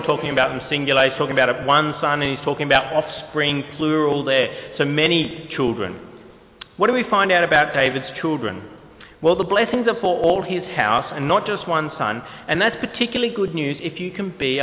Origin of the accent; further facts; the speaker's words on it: New South Wales, Australia; also born or lived in Queensland; we moved from Queensland to New South Wales when I was fairly young, 5 years old